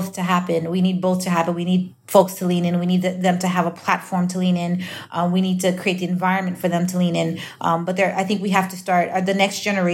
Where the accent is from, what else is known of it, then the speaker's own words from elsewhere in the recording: United States; I'm Nigerian, but I'm also from the U.S. I speak a language, not just in English, but in the way that I understand concepts and things because I was raised in a majority white country